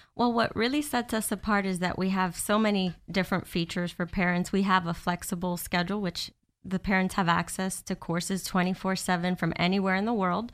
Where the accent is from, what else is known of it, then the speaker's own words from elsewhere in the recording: Miami, Florida, United States; now in Orlando, United States; I've been in Florida most of my life. I moved down from Miami when I was fourteen. I went to high school here, and I've been here ever since in Orlando.